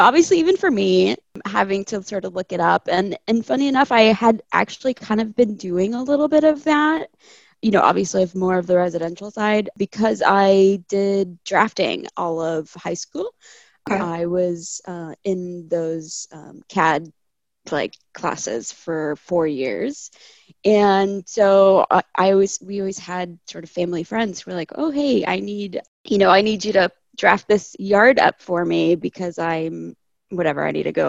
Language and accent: English; California, United States; also born or lived in Chile; I was born in Chile, but I grew up in California